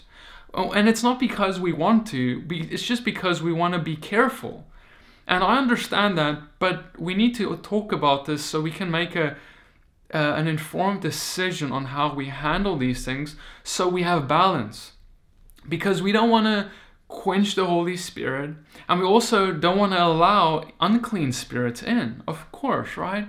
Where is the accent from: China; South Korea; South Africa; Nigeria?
South Africa; moved away; I come from South Africa